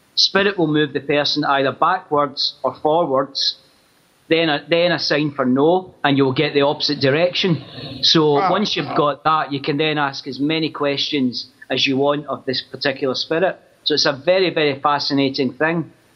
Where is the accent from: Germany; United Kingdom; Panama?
United Kingdom; Glasgow, Scotland; I grew up in Glasgow